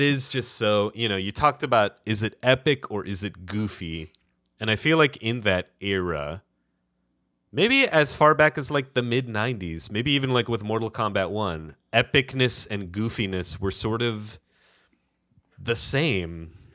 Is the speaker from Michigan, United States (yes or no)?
yes; Detroit, Michigan, United States; Being from Detroit